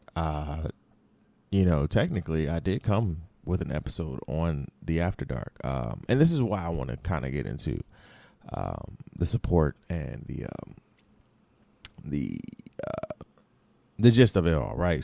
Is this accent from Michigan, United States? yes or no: yes; Detroit, Michigan, United States; also born or lived in Florida; I was raised in Detroit.